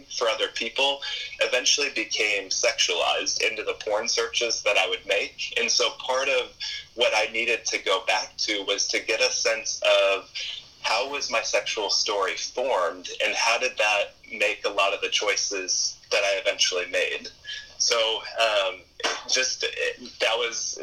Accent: East Coast, United States; I grew up on the East Coast, and my father was a pastor

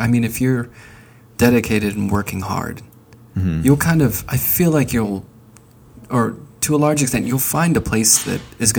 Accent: Northeast, United States; now in Athens, United States; I'm from the Northeast, and I can't stand the winters here.

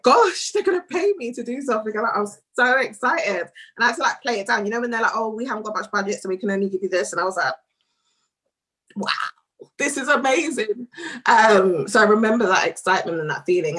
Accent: London, United Kingdom; was born and raised in Northwest London, but in Kilburn

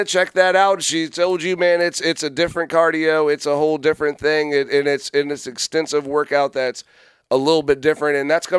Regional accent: Fredericksburg, Virginia, United States; we're from Fredericksburg.

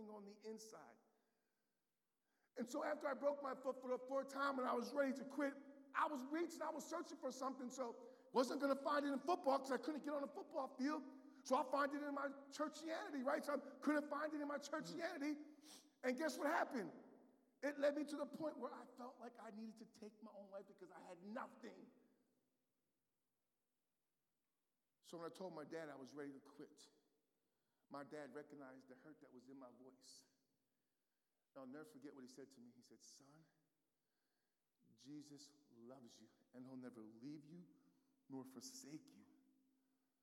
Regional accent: United States; moved away; my hometown team, the New York Giants

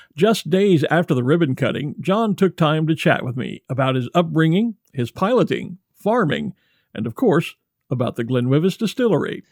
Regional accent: Texas, United States; Growing up in Texas in the 1970s

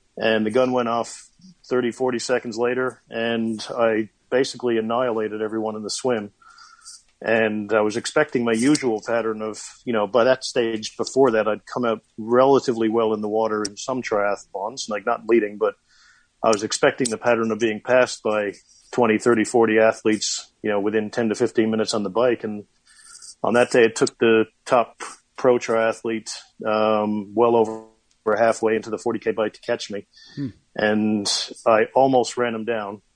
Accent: Corner Brook, Newfoundland and Labrador, Canada; now in New Zealand; my hometown of Corner Brook, Newfoundland

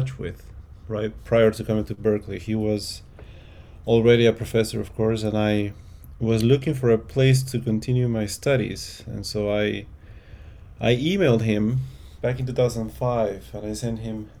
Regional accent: Lima, Peru; English is a second language; moved away as an adult; also born or lived in Miami; I was born in Lima, Peru. My parents are from Lima as well. And we lived in Miami for 1 year, actually, when I was a child

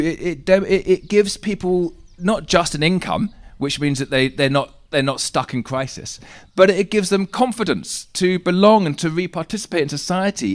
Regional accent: England, United Kingdom; we're English

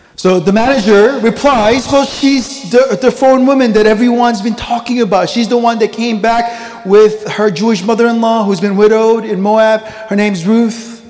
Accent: South Korea; moved away; also born or lived in McLean, Virginia, United States; I grew up in the countryside of Korea, one traffic light

